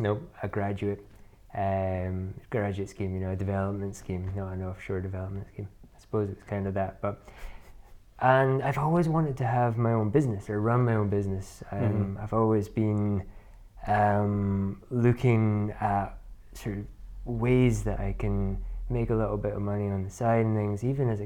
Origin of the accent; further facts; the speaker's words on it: Inverness, Scotland, United Kingdom; I'm from Inverness, despite the accent. A lot of people think that I'm from America.